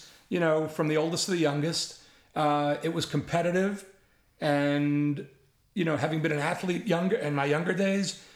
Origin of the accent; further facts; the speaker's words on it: New York City, New York, United States; moved away as an adult; also born or lived in San Francisco; as a kid, I grew up in the Bronx.